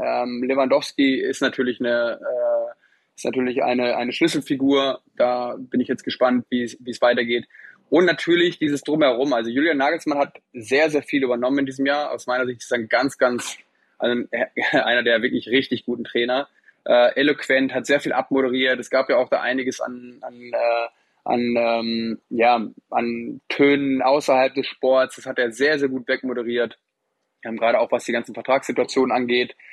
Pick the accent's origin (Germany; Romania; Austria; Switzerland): Germany; North Rhine-Westphalia; Also ich bin gebürtig aus Ostwestfalen